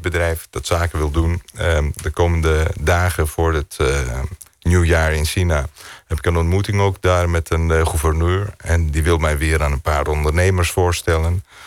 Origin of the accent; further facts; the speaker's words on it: Greece; also born or lived in Netherlands; zo ben ik in Griekenland opgegroeid